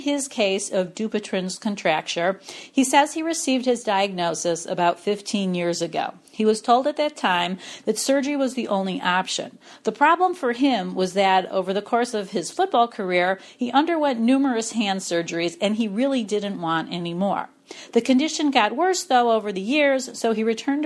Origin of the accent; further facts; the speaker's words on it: Cleveland, Ohio, United States; I'm from Cleveland